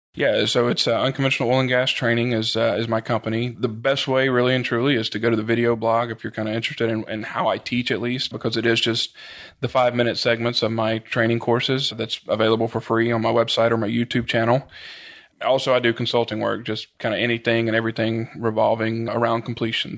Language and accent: English; Collinsville, Mississippi, United States; It's a small town around Meridian, Mississippi, called Collinsville.